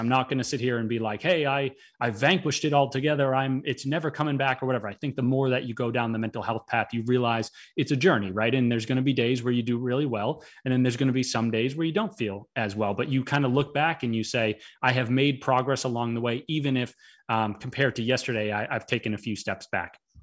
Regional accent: Boston, Massachusetts, United States; also born or lived in Florida; I am normally from Boston

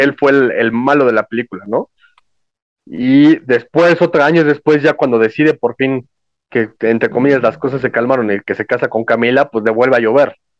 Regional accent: Mexico; soy mexicano

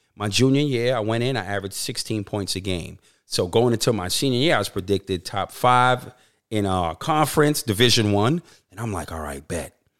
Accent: New York City, New York, United States; moved away as an adult; now in Australia; growing up in New York City

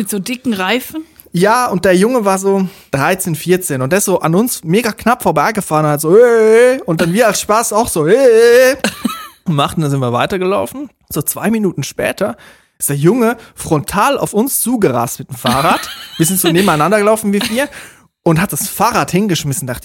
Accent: Zurich, Switzerland; Woher kommt ihr? Dann haben wir gesagt, Zürich. Ist das bei Bayern? Ja, so in der Nähe.

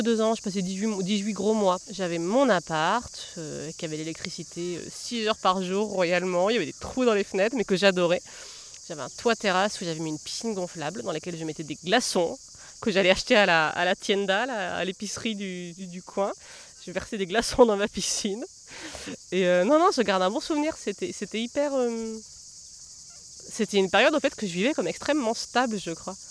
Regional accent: southern Massif Central, France; also born or lived in Lozère / Colombia; je suis née là-haut, dans le sud du Massif central, mais dans un, dans un endroit où en fait, je me suis jamais sentie euh, très chez moi

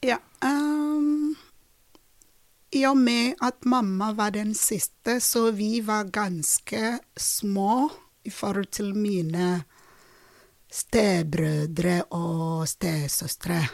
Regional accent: Uyo, Akwa Ibom, Nigeria; Norwegian is a second language; moved away as an adult; also born or lived in Drammen, Norway; now in Norway; jeg har fått å vokse opp i Ujo, i en familie, ganske stor familie

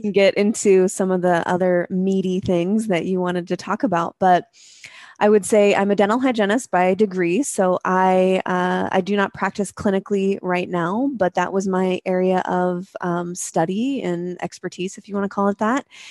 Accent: Spokane, Washington, United States; moved away as an adult; also born or lived in Seattle; moved back to my hometown of Spokane, Washington, um, from Seattle

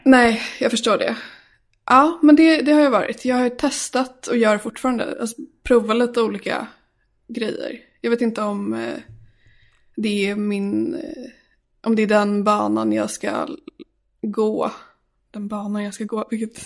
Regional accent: Sala, Västmanland, Sweden; moved away as an adult; Jag är uppvuxen i Sala som ligger utanför Västerås. Och eh, där bodde jag tills jag fyllde 18.

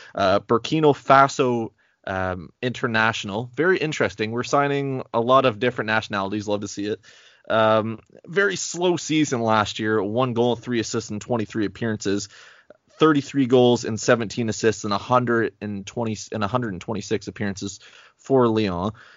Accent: Canada; I am so Canadian. Hey, I'm only, like, two hours away from Quebec, or literally an hour away from Quebec

